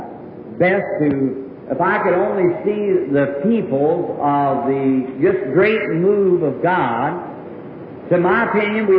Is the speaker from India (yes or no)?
no; Ireland; me being an Irishman